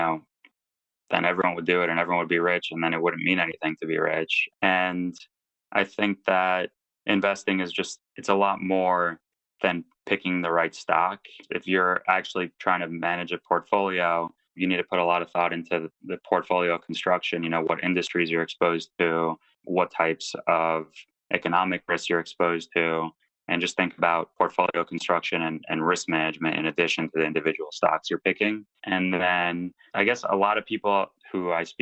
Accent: United States; I grew up in the States to immigrant parents

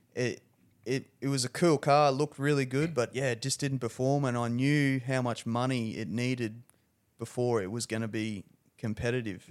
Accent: Rockhampton, Queensland, Australia; I'm pretty proud to come from Rockhampton

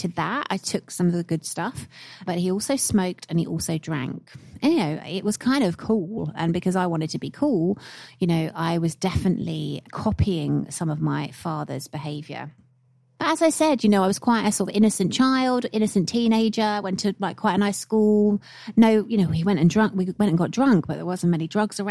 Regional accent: United Kingdom; being British by nature

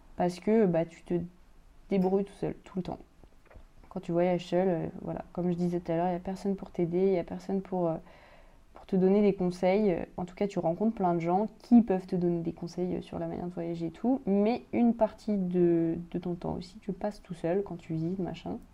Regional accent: France; chez nous, en France

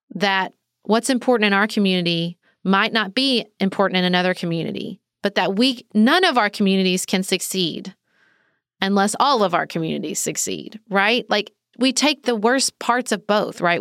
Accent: the South, United States; as a Southerner

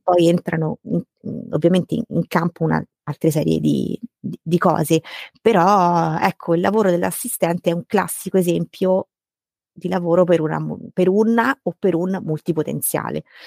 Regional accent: Rome, Lazio, Italy; sono romana di nascita, vivo a Roma da sempre

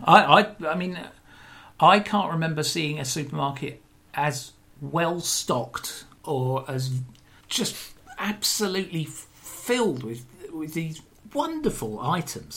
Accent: Brighton, South East England, United Kingdom; growing up in Brighton

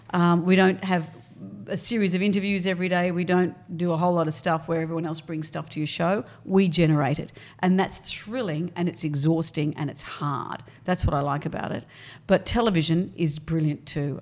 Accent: Sydney, New South Wales, Australia; also born or lived in Brisbane / Perth; we came to Sydney when I was probably in fifth class

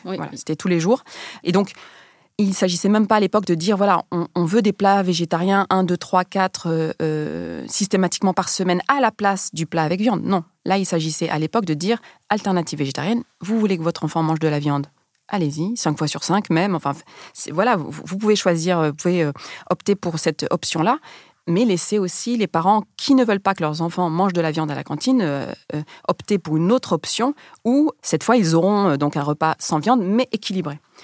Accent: France; also born or lived in Rif, Morocco; même si je suis née au Maroc, j'ai grandi en France

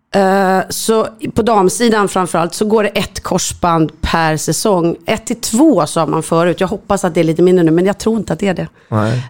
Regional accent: Stockholm, Stockholm County, Sweden; Jag är uppvuxen i Enskede.

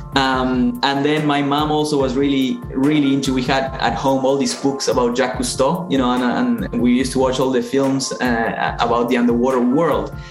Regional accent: Buenos Aires, Argentina; moved away; I'm from Argentina, from Buenos Aires

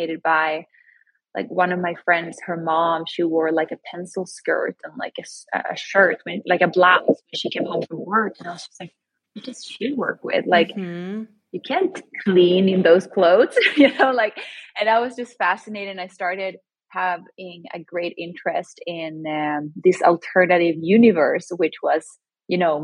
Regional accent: Sweden; born or raised there; moved away as an adult; also born or lived in Chile (ancestry); now in New York City, United States

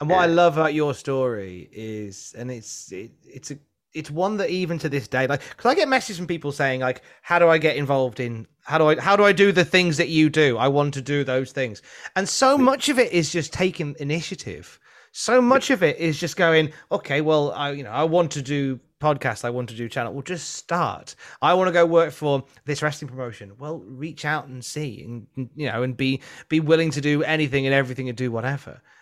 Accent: Midlands, United Kingdom; now in North of England, United Kingdom; I'm originally from the Midlands

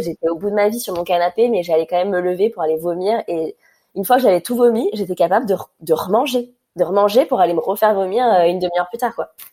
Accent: Ajaccio, Corsica, France; also born or lived in Paris; quand on est rentré à Ajaccio

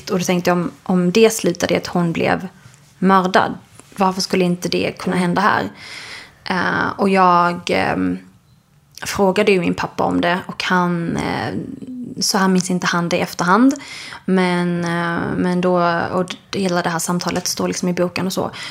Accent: Skåne, Sweden; Alltså dels är jag uppväxt då i Skåne där det inte var så mycket andra sådana familjer där vi växte upp.

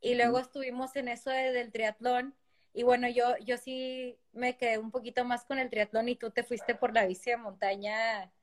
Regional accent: Ciudad Juárez, Chihuahua, Mexico; Quique y yo somos de Ciudad Juárez y estábamos en el mismo equipo de natación desde muy chicos

